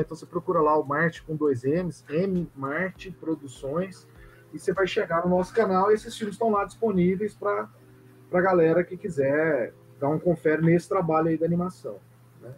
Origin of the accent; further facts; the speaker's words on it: Goiânia, Goiás, Brazil; eu sou de Goiânia